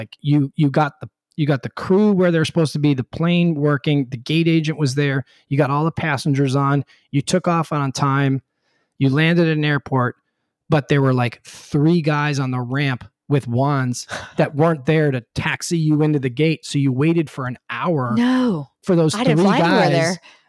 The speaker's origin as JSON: {"language": "English", "town": "Charlotte", "region": "North Carolina", "country": "United States", "said": "I'm from Charlotte. I don't know where anything in Dallas is."}